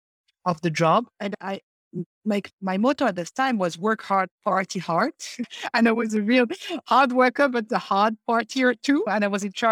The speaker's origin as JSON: {"language": "English", "country": "Morocco", "moved": "as an adult", "said": "I left Morocco as my home country"}